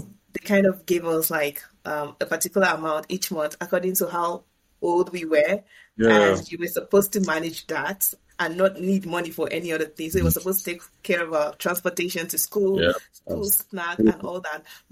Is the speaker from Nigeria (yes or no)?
yes; Nigeria; moved away as an adult; now in Canada; back home in my home country, Nigeria